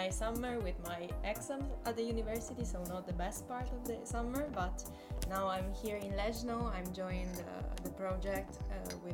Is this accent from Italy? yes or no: yes; Italy; I'm 20. I'm from Italy.